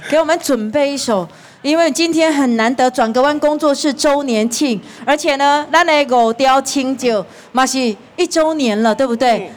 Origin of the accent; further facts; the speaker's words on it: Tainan, Taiwan; 大湾就是我们的家乡